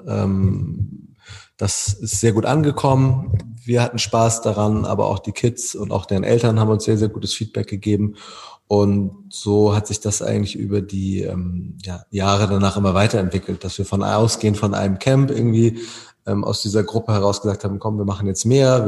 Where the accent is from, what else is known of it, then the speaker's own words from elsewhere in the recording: Wedel, Schleswig-Holstein, Germany; Ich komme selber aus Wedel